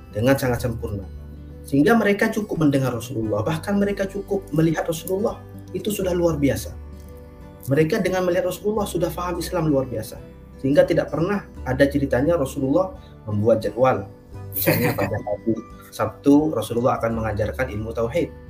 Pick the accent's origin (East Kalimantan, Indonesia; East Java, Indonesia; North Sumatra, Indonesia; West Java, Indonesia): East Java, Indonesia; now in Situbondo, Indonesia; Jadi saya asal Madura, saya lahir dari di Madura, orang tua saya di Madura. Orang tua saya semuanya asal Madura. Tapi kemudian saya hijrah ke Situ Bondo